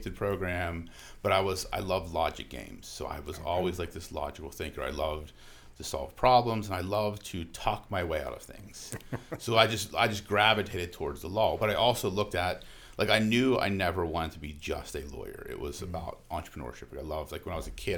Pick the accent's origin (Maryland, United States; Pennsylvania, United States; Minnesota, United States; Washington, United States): Pennsylvania, United States; New Castle; now in Chartiers Valley, Pennsylvania, United States; I grew up in Newcastle